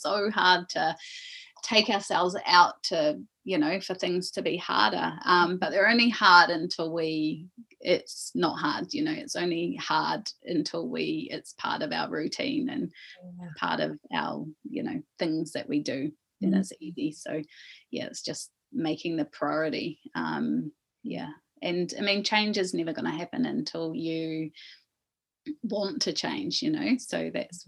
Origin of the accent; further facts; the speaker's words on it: Coromandel, Waikato, New Zealand; We grew up in the Coromandel for a time